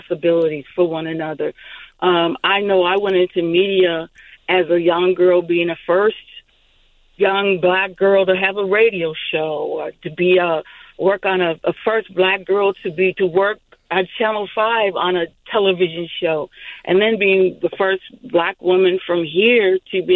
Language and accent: English; St. Paul, Minnesota, United States; girls growing up in the Selbydale community, descended of Rondo